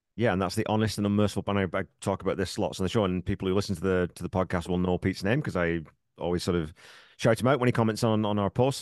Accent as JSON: {"language": "English", "region": "England", "country": "United Kingdom", "tie": "born or raised there", "moved": "as an adult", "lives_now": "Canada", "said": "I grew up, I was in the military, I grew up in England"}